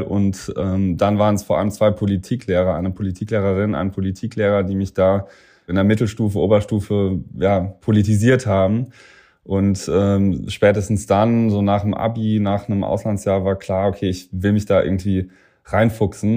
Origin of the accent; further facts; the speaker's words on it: Saarland, Germany; also born or lived in Cambridge, Massachusetts; now in Berlin, Germany; meine Mannschaft, äh, das aus dem Saarland, das sind ja meine Freunde zu Hause noch